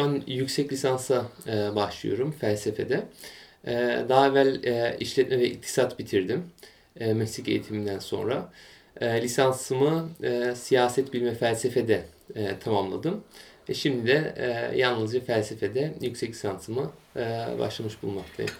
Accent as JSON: {"language": "Turkish", "region": "Bremen", "country": "Germany", "tie": "born or raised there", "also_born_or_lived": "Munich / near Frankfurt", "said": "Almanya'nın kuzey eyaletlerinden, şehirlerinden biri olan Bremen'de bundan yaklaşık 26 yıl evvel dünyaya geldim."}